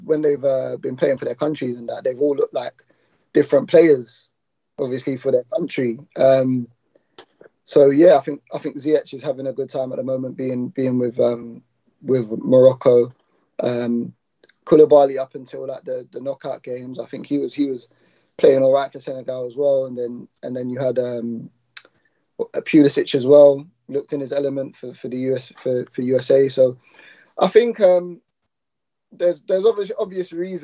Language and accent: English; Ghana; I'm from Ghana as well